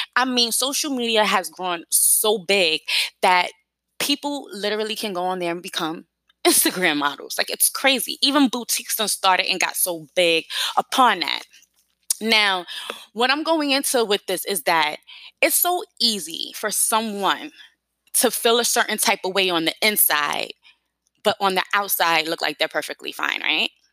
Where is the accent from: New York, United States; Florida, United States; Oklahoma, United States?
New York, United States; New York City; I'm from New York City